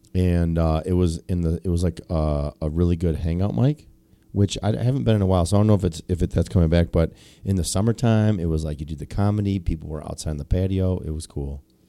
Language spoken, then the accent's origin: English; Sterling Heights, Michigan, United States; I'm from Sterling Heights.